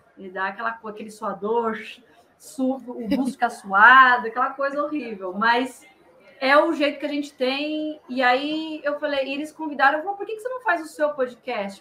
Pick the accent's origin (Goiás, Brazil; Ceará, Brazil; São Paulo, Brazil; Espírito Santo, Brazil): São Paulo, Brazil; interior of; accent: caipira; moved away as an adult; now in São Paulo, Brazil; eu sou do interior de São Paulo, sou caipira com orgulho.